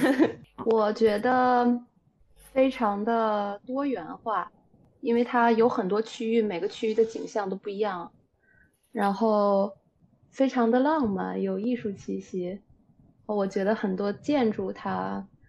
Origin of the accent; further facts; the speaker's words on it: China; 咱们国家